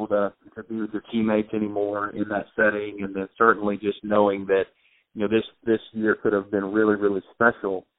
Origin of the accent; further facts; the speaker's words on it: Arkansas, United States; I'm from Arkansas